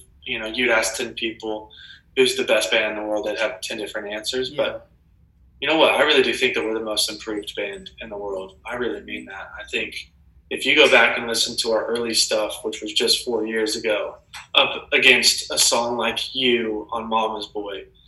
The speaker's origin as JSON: {"language": "English", "town": "Tulsa", "region": "Oklahoma", "country": "United States", "tie": "born or raised there", "said": "I'm from Tulsa, Oklahoma, basically the middle of nowhere"}